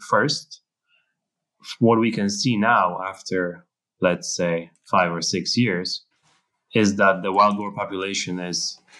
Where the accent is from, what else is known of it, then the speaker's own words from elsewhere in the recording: Germany; but we're from Germany. So I guess that's something unique that we could talk about.